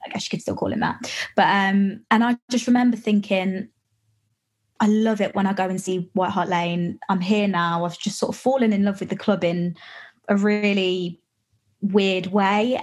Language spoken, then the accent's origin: English; West Midlands, United Kingdom; I'm from the West Midlands